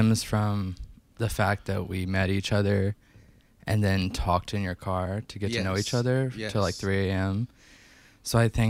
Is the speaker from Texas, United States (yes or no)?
no; Evansville, Indiana, United States; Oh, we're from Southern Indiana.